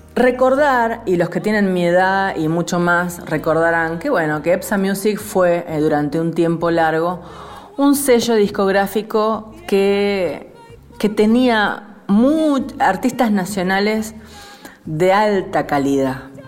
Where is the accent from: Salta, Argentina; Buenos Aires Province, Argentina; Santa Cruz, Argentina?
Buenos Aires Province, Argentina; San Nicolás de los Arroyos; nombrando mi pueblo? Que no le gusta que le digamos pueblo, es, es ciudad. San Nicolás es ciudad